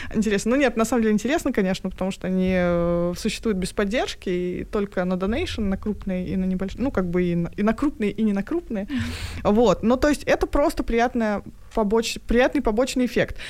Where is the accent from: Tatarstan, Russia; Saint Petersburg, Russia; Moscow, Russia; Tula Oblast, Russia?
Tatarstan, Russia; Я сама из Татарстана